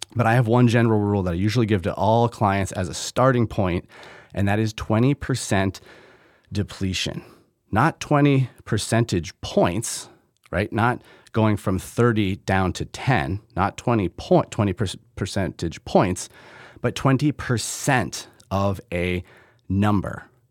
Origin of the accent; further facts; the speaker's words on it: Middlebury, Vermont, United States; now in Michigan, United States; I grew up in Middlebury, Vermont